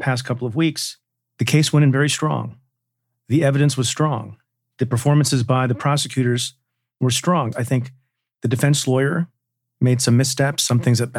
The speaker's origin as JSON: {"language": "English", "country": "United States", "said": "as an American"}